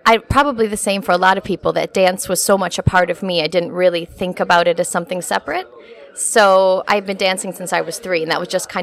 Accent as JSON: {"language": "English", "region": "Wisconsin", "country": "United States", "tie": "born or raised there", "also_born_or_lived": "Pittsburgh / Paris", "moved": "as an adult", "lives_now": "London, United Kingdom", "said": "I'm from Wisconsin, so it's about an hour north of Chicago."}